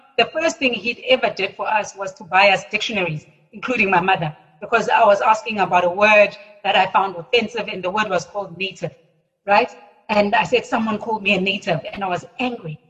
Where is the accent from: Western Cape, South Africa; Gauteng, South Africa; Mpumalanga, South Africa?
Western Cape, South Africa; Cape Town; also born or lived in Johannesburg; I was born in Cape Town